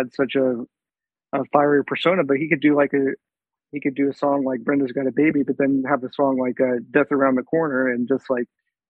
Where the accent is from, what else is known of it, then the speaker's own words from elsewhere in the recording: Kansas, United States; now in Austin, United States; I'm from Kansas originally, but when I was going to move to Austin